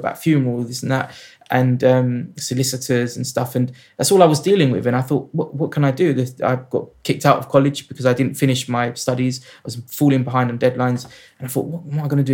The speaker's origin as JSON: {"language": "English", "region": "London", "country": "United Kingdom", "tie": "born or raised there", "said": "I grew up in South London"}